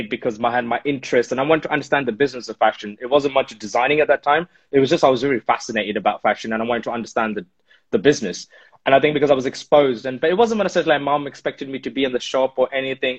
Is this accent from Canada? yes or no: no; Delhi, India; now in United Kingdom; growing up in Delhi, 90s nostalgic stuff